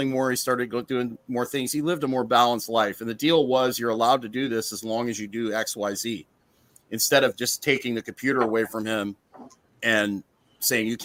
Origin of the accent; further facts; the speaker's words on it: Canada; I'm Canadian